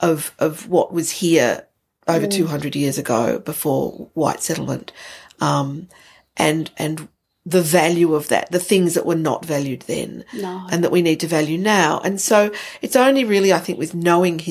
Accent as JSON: {"language": "English", "area": "Boonwurrung country", "region": "Victoria", "country": "Australia", "tie": "born or raised there", "said": "I grew up in Boonwurrung country"}